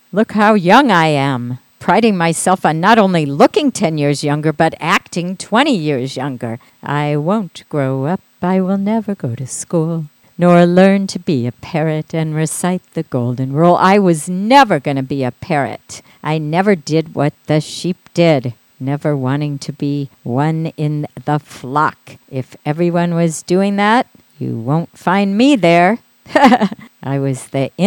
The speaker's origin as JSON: {"language": "English", "region": "Midwest", "country": "United States", "tie": "born or raised there", "said": "growing up in the Midwest"}